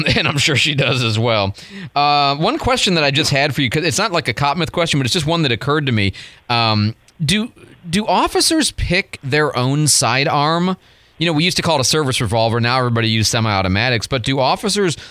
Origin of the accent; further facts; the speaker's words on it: Michigan, United States; moved away; I was born in Michigan